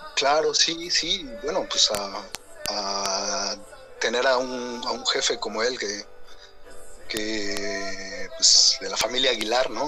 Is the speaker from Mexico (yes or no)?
yes; Querétaro, Mexico; moved away as an adult; now in Germany; yo soy de Querétaro, ¿no? danzaba allá antes con la jefa Manuela Luna